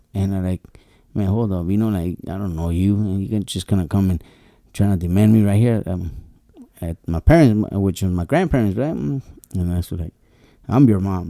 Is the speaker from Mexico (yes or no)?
yes; Nayarit, Mexico; now in Tijuana, Mexico; I was born in Nayarit